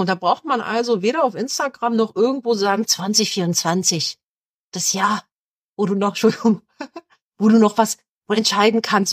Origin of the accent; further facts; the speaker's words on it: Berlin, Germany; ich komme ja aus Berlin